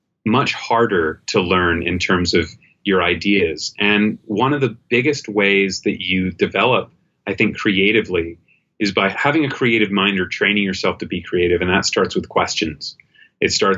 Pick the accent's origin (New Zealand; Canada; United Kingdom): United Kingdom; England; moved away; I was living in the UK. I grew up in England